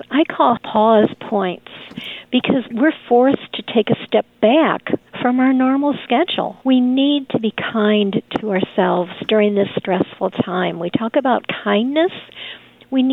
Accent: Chicago, Illinois, United States; I grew up in Chicago on the streets

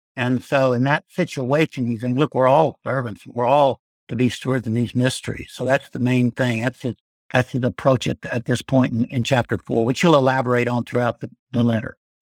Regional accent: Arkansas, United States; also born or lived in Louisiana / Florida / Georgia; now in Birmingham, United States; I'm from Arkansas originally.

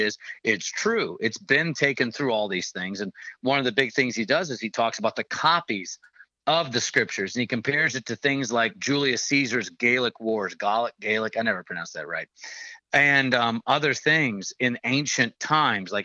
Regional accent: Scotland, United Kingdom; I'm a Scottish person

